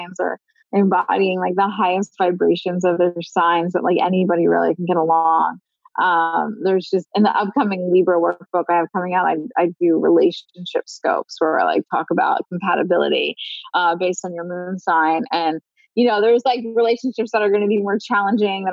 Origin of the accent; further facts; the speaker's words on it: Philadelphia, Pennsylvania, United States; I'm from Philly